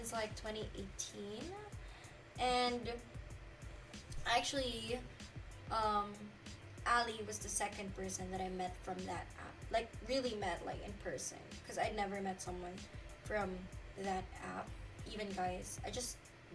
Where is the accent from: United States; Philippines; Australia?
Philippines; moved away; we're both Filipino.